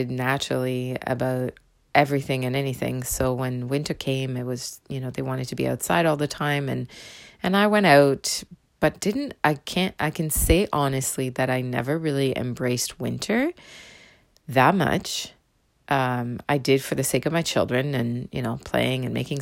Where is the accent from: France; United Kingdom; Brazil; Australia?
France; southern France; first language French; English is a second language; moved away as an adult; also born or lived in Windsor, Ontario, Canada; now in Canada; I was raised in the south of France